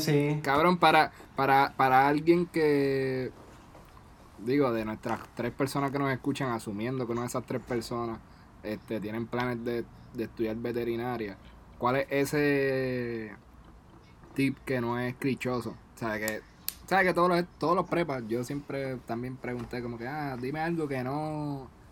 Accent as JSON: {"language": "Spanish", "country": "Puerto Rico", "moved": "yes", "said": "somos seis boriguas"}